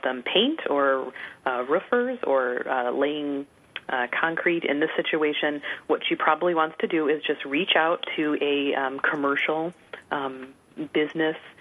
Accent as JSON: {"language": "English", "town": "Chicago", "region": "Illinois", "country": "United States", "said": "I'm from the Chicago area originally"}